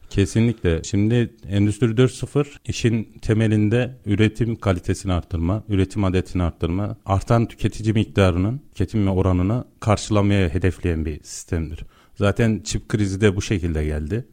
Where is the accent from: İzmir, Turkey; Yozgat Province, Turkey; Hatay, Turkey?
Yozgat Province, Turkey; ben Yozgatlıyım.